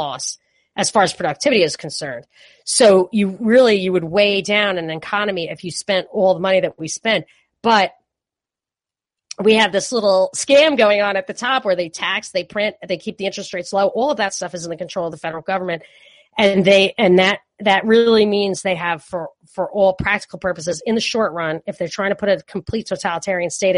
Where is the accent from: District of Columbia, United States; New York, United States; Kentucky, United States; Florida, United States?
New York, United States; New York City; moved away as an adult; also born or lived in California; when I was growing up in New York